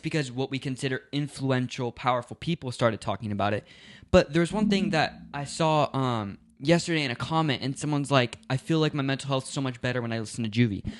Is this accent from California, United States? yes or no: yes; Los Angeles, California, United States; I was born in Tarzana